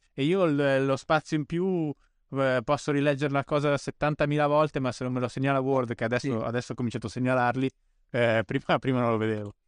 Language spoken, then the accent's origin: Italian; Bolzano, Trentino-Alto Adige, Italy; io poi sono cresciuto a Bolzano, quindi proprio ai limiti della civilizzazione